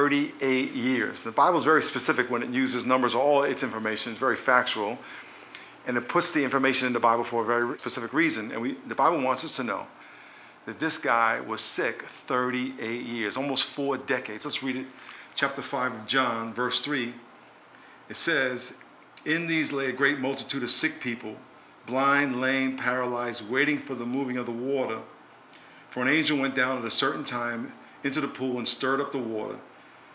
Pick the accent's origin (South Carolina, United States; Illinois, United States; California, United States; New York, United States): New York, United States; When I was a kid growing up in New York